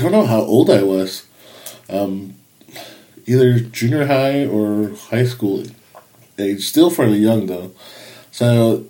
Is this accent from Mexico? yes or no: yes; Mexico; I grew up in Mexico